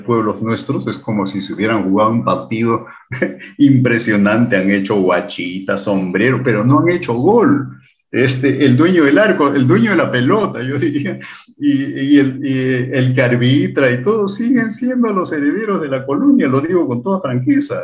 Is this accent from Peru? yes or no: yes; Lima, Peru; Del Perú